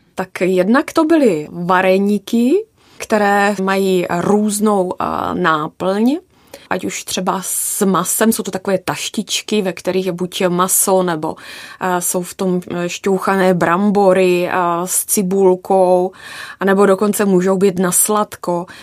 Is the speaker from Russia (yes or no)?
no; Haná, South Moravian Region, Czechia; já pocházím z Hané, z Jižní Moravy